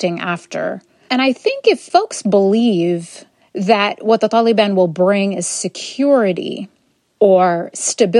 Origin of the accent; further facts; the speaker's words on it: Madison, Wisconsin, United States; I grew up in Madison, Wisconsin.